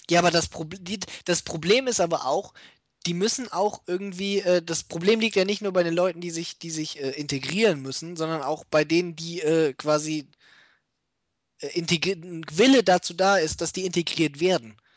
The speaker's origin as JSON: {"language": "German", "country": "Germany", "tie": "born there", "said": "Wir sind Deutsche, wir sind hier geboren."}